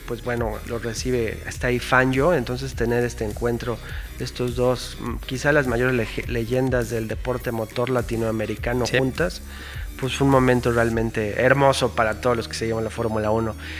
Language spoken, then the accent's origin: Spanish; Mexico; como fan mexicano